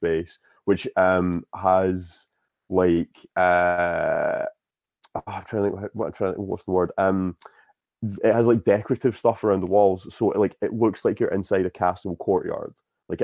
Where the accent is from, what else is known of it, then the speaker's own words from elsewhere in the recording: Scotland, United Kingdom; I'm Scottish.